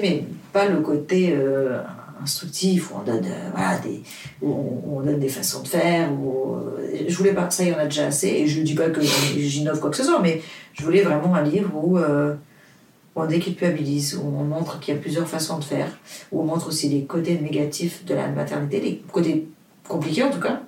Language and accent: French; Portugal; French is a second language; moved away; also born or lived in Luxembourg / Paris; le français, c'est pas ma langue maternelle. Euh, je suis portugaise, j'habite au Luxembourg, ça fait 12 euh, ans que j'habite à Paris.